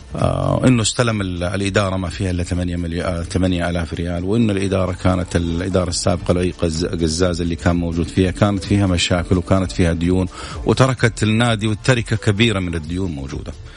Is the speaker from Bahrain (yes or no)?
no; Saudi Arabia; نحن كمواطنين سعوديين